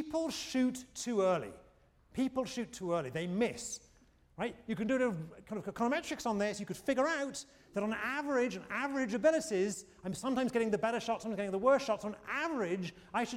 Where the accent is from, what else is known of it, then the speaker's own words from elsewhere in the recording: United Kingdom; now in United States; I'm a Brit.